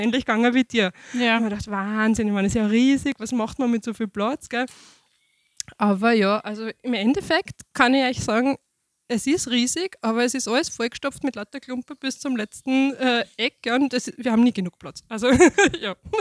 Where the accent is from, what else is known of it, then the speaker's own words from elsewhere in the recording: Mostviertel, Lower Austria, Austria; moved away as an adult; also born or lived in Vienna / Stockerau / St. Pölten; now in Waldviertel, Austria; ich bin gebürtig eigentlich aus dem Mostviertel, also quasi vom komplett gegenüberliegenden Ende dieses Bundeslandes